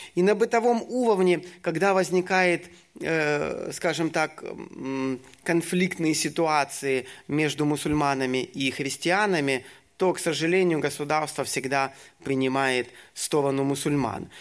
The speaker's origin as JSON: {"language": "Russian", "country": "Ukraine", "also_born_or_lived": "Syria / Egypt", "moved": "as an adult", "said": "сам я с Украины"}